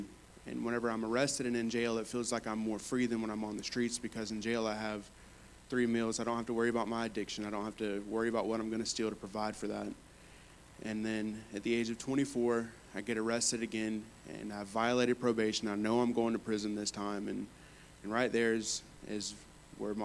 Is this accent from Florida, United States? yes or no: yes; Fort Meade, Florida, United States; I grew up in Fort Meade, Florida.